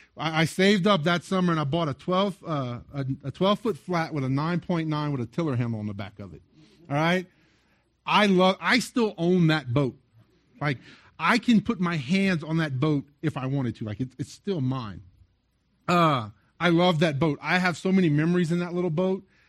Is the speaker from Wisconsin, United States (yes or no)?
no; South Louisiana, United States; I grew up in South Louisiana